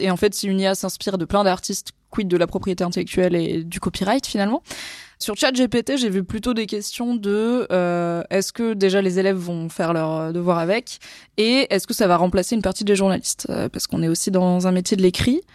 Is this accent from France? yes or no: yes; Valence, Auvergne-Rhône-Alpes, France; moved away as an adult; also born or lived in Lyon / Lille / Alsace; quand j'étais ado à Valence